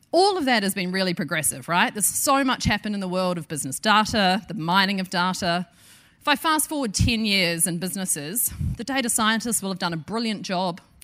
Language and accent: English; New Zealand